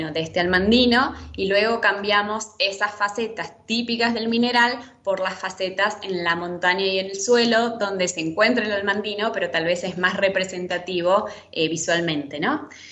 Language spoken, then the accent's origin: Spanish; Argentina; como argentinos tenemos esa impronta